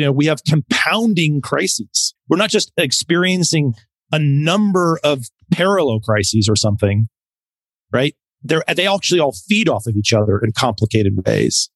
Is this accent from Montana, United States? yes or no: yes; Montana, United States; moved away; I'm originally from Montana. So I'm a very yes. proud, yes, very proud Montanan.